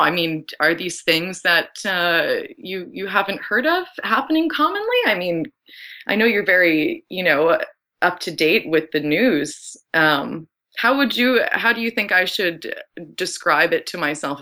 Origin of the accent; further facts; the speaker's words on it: Ottawa, Ontario, Canada; I grew up in Ottawa